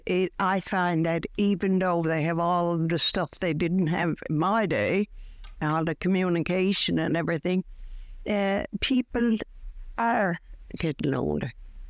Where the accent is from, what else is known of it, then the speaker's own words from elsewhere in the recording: St. John's, Newfoundland and Labrador, Canada; Now I'm from Waterford Heights. We've lived there for 59 years. I lived down by St. Joseph's Church in the East End first when we got married